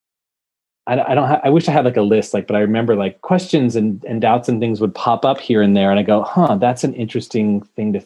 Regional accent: Bay Area, California, United States; I grew up in the Bay Area in California

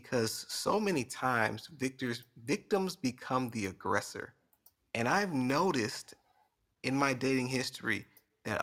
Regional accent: Alief, Texas, United States; From A Leaf.

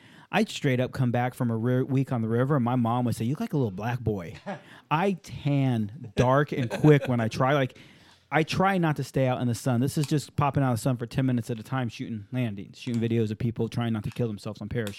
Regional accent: San Diego, California, United States; also born or lived in Hawaii; I grew up in Hawaii and San Diego.

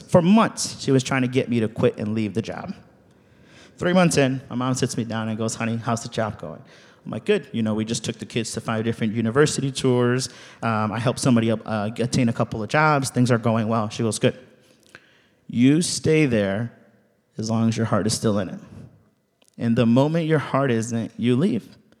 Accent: Ciudad Madero, Tamaulipas, Mexico; now in United States; I was born in Ciudad Madero, Tamaulipas, in Mexico

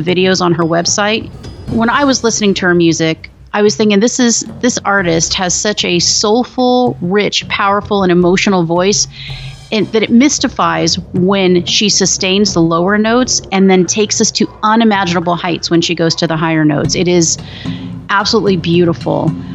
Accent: Phoenix, Arizona, United States; I actually am from Phoenix, Arizona

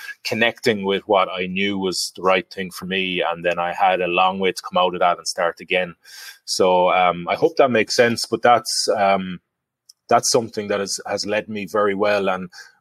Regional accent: Galway, Connacht, Ireland; Galway. My hometown

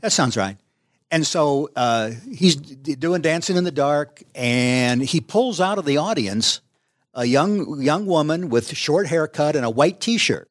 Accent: Duluth, Minnesota, United States; we came down from Duluth. I was in high school in Duluth

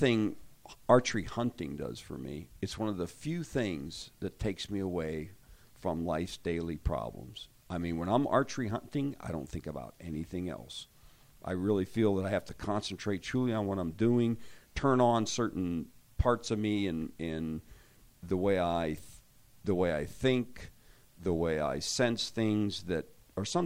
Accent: Pennsylvania, United States; I actually grew up hunting in Pennsylvania

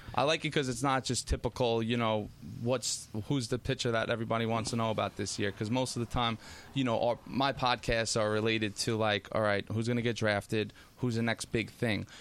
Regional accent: Lake Ronkonkoma, New York, United States; I grew up over here in Lake Ronkonkoma

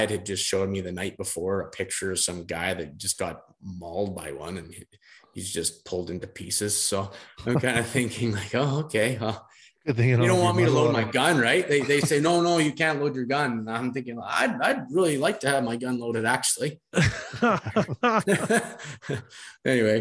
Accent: Brandon, Manitoba, Canada; we come from Brandon, I think we're 1,000 feet above sea level

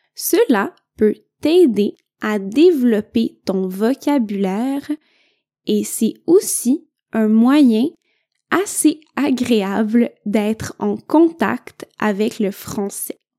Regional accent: Quebec, Canada; je viens du Québec.

